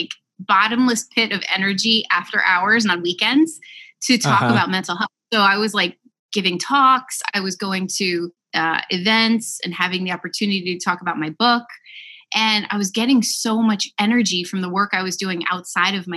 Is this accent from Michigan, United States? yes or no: no; Westfield, New Jersey, United States; I live in my hometown of Westfield, New Jersey. Grew up here